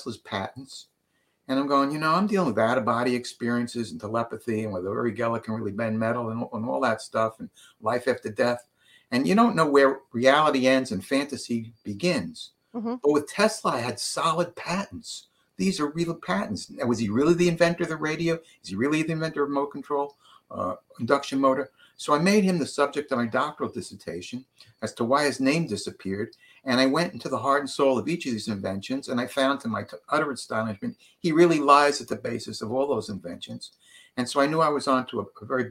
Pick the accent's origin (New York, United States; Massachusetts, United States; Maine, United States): New York, United States; moved away; I'm from New York.